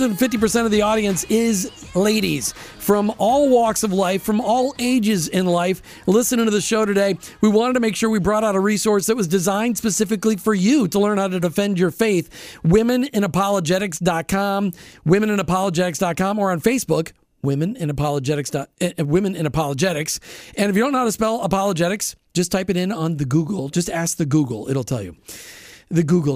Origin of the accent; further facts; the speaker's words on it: Minnesota, United States; I grew up in Minnesota